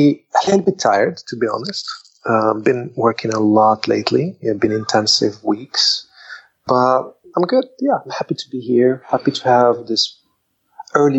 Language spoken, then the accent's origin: English; Rabat, Rabat-Salé-Kénitra, Morocco; moved away as an adult; also born or lived in Sweden; now in Bali, Indonesia; I grew up in Morocco. I spent most of my years there